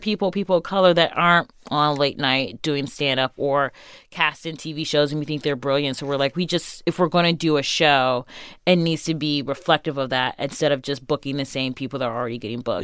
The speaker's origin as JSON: {"language": "English", "town": "Shaker Heights", "region": "Ohio", "country": "United States", "tie": "born or raised there", "also_born_or_lived": "Solon, Ohio", "said": "I grew up in Baffer Heights and then moved to Solent"}